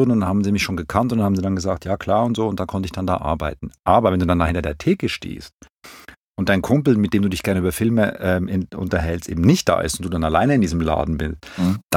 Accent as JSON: {"language": "German", "region": "Zurich", "country": "Switzerland", "tie": "born or raised there", "moved": "as an adult", "lives_now": "Berlin, Germany", "said": "Ich bin geboren in der Schweiz, in Zürich, aufgewachsen und ähm, bin seit ungefähr 18, 19 Jahren lebe ich in Berlin"}